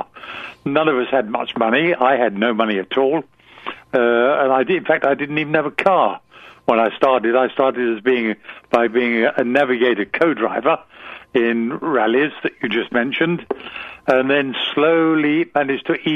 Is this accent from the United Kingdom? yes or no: yes; England, United Kingdom; moved away as an adult; England, which is where I lived then. I was born in England